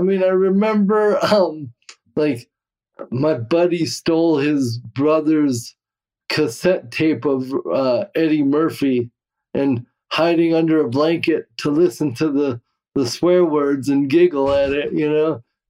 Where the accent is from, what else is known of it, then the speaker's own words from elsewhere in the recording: Cameroon; born there; Yeah. Well, so I was born in Cameroon, West Africa. I don't know if we ever discussed that.